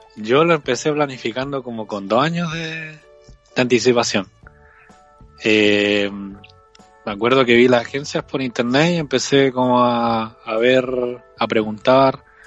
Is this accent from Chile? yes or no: yes; Concepción, Biobío, Chile; tengo 27 años de edad y soy de Concepción, Chile